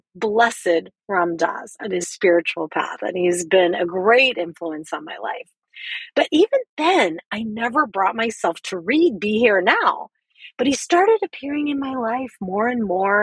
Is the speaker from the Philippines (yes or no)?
yes; Philippines; as a Filipina woman raised as a strict Catholic in a poor and violent neighborhood